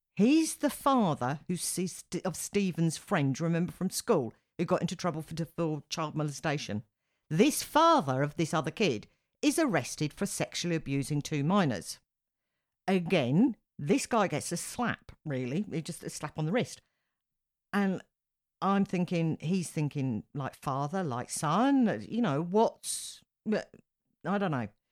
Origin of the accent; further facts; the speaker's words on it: United Kingdom; as a Brit